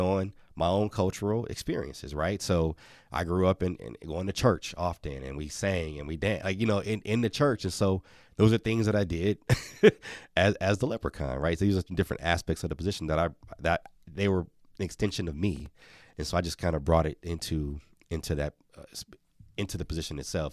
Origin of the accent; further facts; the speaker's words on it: Milwaukee, Wisconsin, United States; Marquette, which is right in Milwaukee, my hometown